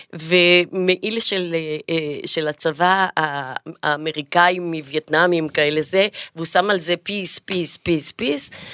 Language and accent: Hebrew; Jaffa, Tel Aviv District, Israel; ביפו גדלתי באמת כחתולת רחוב